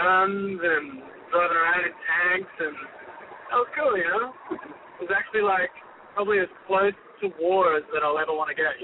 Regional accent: Queensland, Australia; It was amazing. My family had 45,000 acres of land, so it was really nice, you know. I could just jump on a horse or a motorbike or grab a car and just get lost, you know.

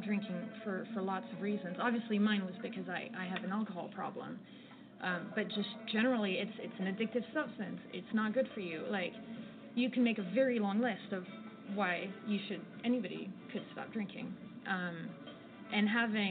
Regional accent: France; moved away as an adult; now in London, United Kingdom; I'm originally from France, but I've been living in the UK for the last 11 years. So now I work in London

